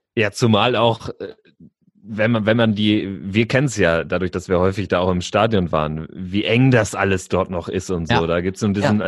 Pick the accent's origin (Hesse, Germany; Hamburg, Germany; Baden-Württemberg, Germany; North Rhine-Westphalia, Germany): North Rhine-Westphalia, Germany; ich komme auch aus Westfalen